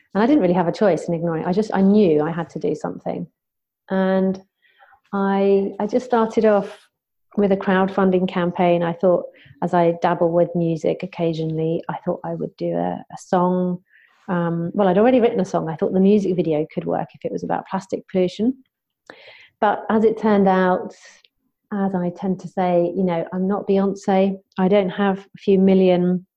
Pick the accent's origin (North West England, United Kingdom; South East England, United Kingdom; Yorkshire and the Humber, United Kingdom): South East England, United Kingdom; Southampton; back in my hometown then of Southampton